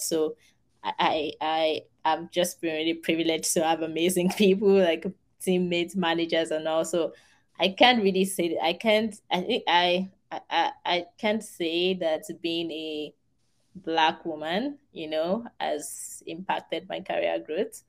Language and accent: English; Nigeria; moved away as an adult; now in United States; I'm Nigerian